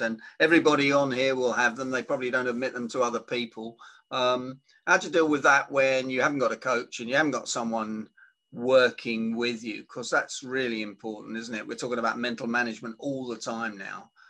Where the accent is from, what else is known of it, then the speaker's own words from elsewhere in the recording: United Kingdom; I'm British